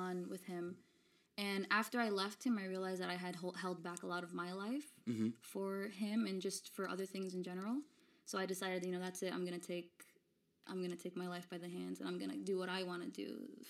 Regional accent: Florida, United States; also born or lived in Brooklyn, New York / Ponce, Puerto Rico (family); now in New York, United States; I grew up in Florida. I was born here in New York in Flatbush, Brooklyn

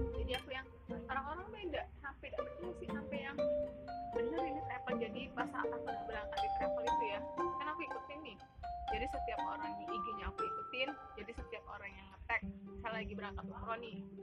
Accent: Jakarta, Indonesia; Aku kan dari Jakarta

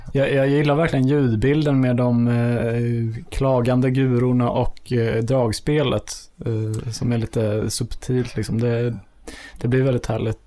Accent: Enhörna, Stockholm County, Sweden; ute på Enhörna där jag kommer från

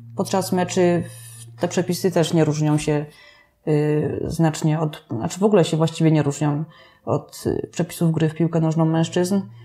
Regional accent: Staniątki, Lesser Poland, Poland; Ja ze Staniątek pochodzę

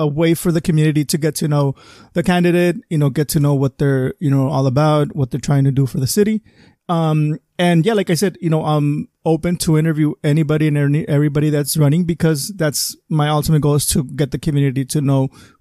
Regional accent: Calexico, California, United States; growing up in Calexico

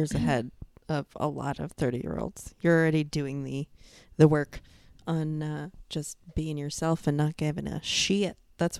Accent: New York, United States; So then when I came here and I would be like, I'm from New York.

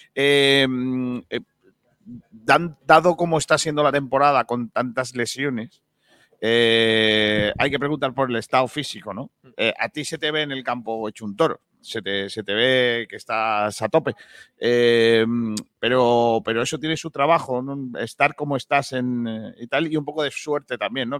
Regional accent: Rincón de la Victoria, Andalusia, Spain; la cueva del tesoro de Rincón de la Victoria. Ojo, cuidado, que así es mi pueblo

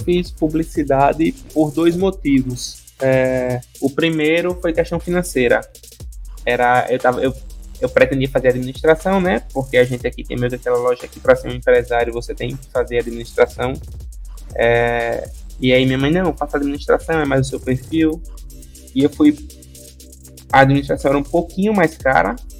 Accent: Maceió, Alagoas, Brazil; minha infância é aqui em Maceió, sou daqui de natural daqui de Maceió, Lagoas

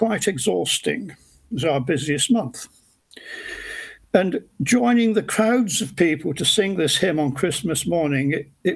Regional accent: Oldham, North West England, United Kingdom; now in Cambridge, United Kingdom; I was born in Oldham in 1946, middle of three brothers

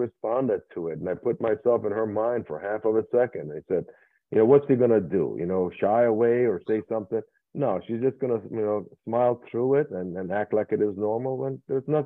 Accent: Iran; moved away; I was born in Iran

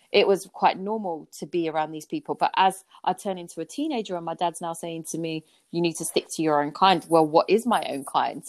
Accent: London, United Kingdom; I grew up in Peckham, southeast yeah. London

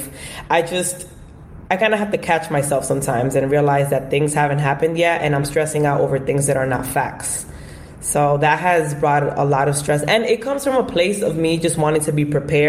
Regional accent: New York City, New York, United States; also born or lived in Bronx, New York; I'm from the Bronx, New York, but I was born and raised in Washington Heights, and I currently still reside in the Bronx now

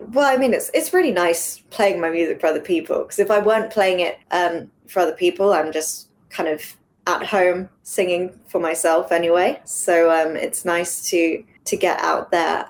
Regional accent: England, United Kingdom; I grew up over here in England

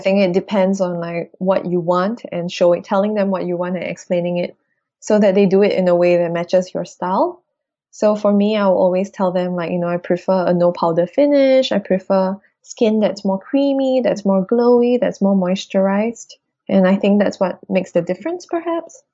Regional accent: Singapore; we're Singaporean kids. Like, we're from the equator.

